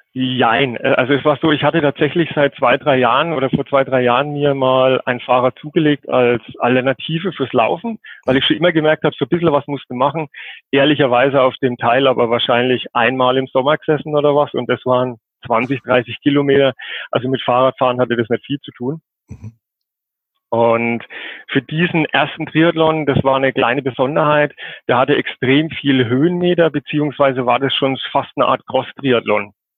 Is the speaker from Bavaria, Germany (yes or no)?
yes; Coburg, Bavaria, Germany; komme aus Coburg, das ist in Oberfranken, Nordbayern.